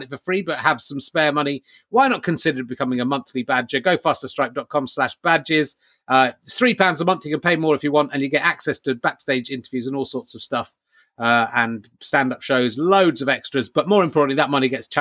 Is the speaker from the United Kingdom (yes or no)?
yes; England, United Kingdom; being from the UK and being English in particular